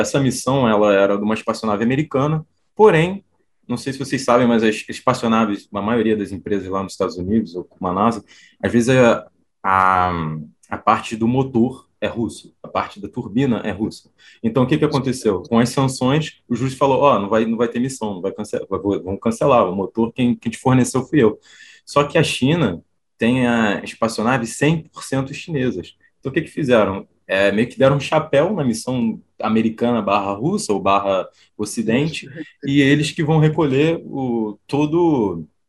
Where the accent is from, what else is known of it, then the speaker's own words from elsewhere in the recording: Brazil; also born or lived in Poland; a gente, como brasileiros